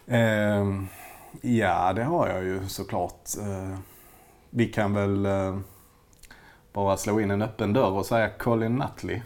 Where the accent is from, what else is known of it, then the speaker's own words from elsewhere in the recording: Malmö, Skåne, Sweden; vi är ju båda Malmöbor